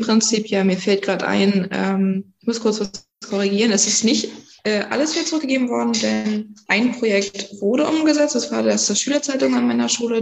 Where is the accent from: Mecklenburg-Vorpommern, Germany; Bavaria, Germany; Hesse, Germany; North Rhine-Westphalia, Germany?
Mecklenburg-Vorpommern, Germany; Pasewalk; ich komme aus Pasberg, bin 16 Jahre alt und ich gehe auf das Oskar-Picht-Gymnasium in die 10. Klasse